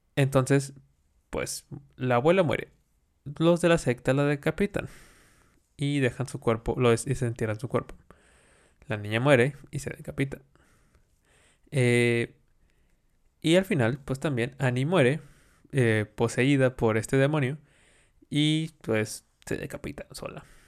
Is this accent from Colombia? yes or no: no; Mexico; nosotros celebramos, como mexicanos